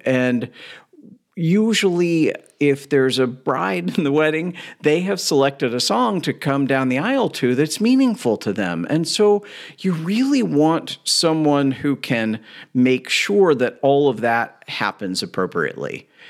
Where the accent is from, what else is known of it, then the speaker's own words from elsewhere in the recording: Louisville, Kentucky, United States; I grew up in Louisville, Kentucky